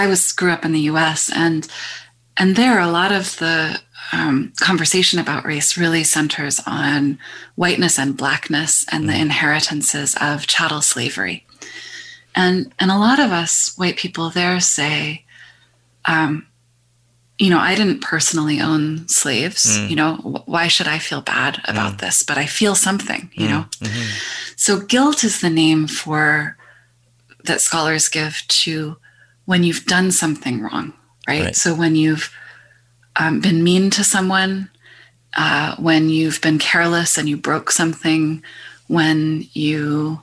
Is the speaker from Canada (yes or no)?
yes; Canada; through being Canadian, I'm connected to this